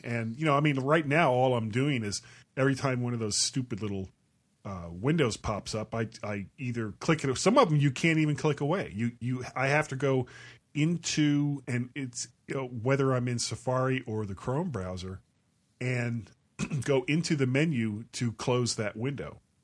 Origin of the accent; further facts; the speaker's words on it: Florida, United States; I am a blonde from Florida.